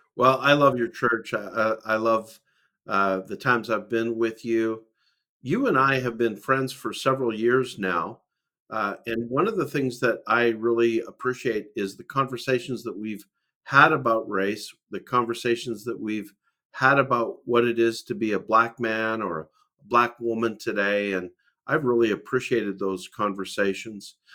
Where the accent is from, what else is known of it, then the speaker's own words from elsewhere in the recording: Calgary, Alberta, Canada; I'm a Canadian from Calgary, Alberta, Canada.